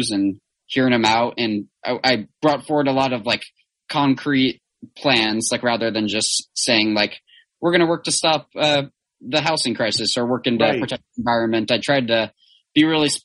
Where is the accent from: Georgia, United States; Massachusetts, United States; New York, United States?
Georgia, United States; Atlanta; moved away as an adult; now in Missoula, United States; I grew up mostly in Atlanta, Georgia, actually, where I was living like in East Atlanta, DeKalb County there